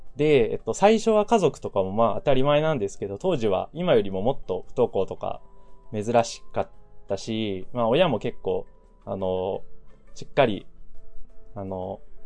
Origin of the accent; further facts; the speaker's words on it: Ibaraki, Japan; also born or lived in Saitama; 生まれは埼玉なんですけど、えっと、幼稚園の時に、親の仕事の関係で茨城に引っ越したので、まあ実質えー、茨城育ちですね。茨城育ちです。茨城出身と普段は言っています。